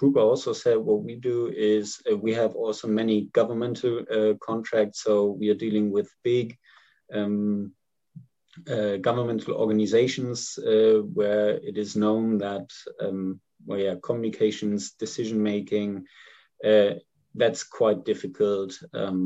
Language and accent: English; Germany; I'm from Germany